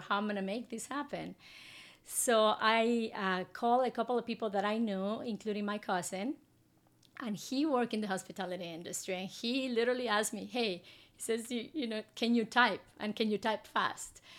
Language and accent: English; Guatemala City, Guatemala Department, Guatemala; moved away as an adult; now in Houston, United States; I grew up in Guatemala City